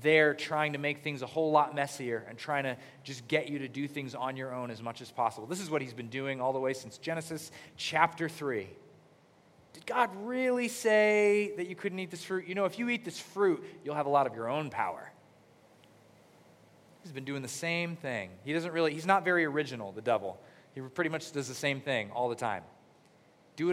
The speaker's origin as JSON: {"language": "English", "country": "United States", "tie": "born or raised there", "said": "growing up in America"}